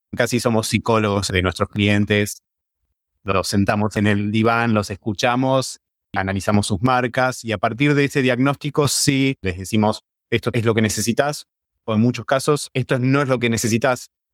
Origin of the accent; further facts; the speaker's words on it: Argentina; somos embajadores de Argentina y del diseño argentino